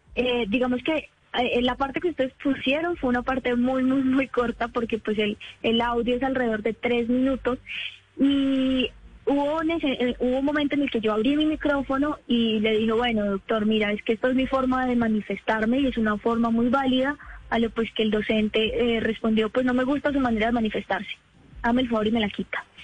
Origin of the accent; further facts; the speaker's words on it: Popayán, Cauca, Colombia; soy del Cauca, yo soy de Popayán.